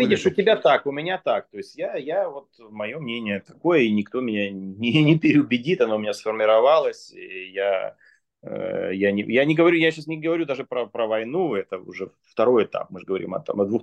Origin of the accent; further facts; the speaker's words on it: Russia; born there; я тоже я, родился я, в России.